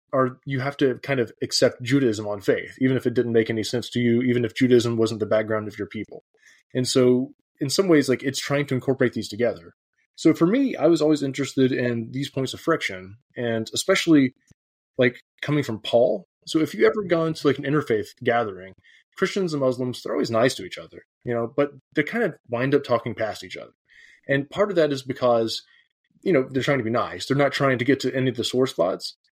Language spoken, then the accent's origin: English; the South, United States; moved away as an adult; now in Edinburgh, United Kingdom; I grew up evangelical in the South